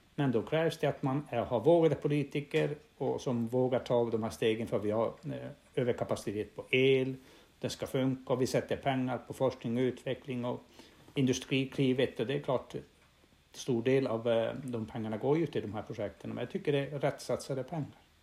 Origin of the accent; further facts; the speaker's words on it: Norrbotten County, Sweden; jag kommer från Norrbotten och vi har haft gruvbrytning här i mer än hundra år